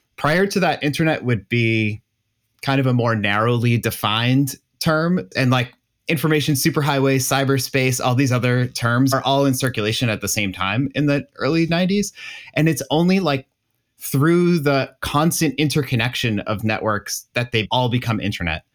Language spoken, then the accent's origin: English; Massachusetts, United States; I grew up in Massachusetts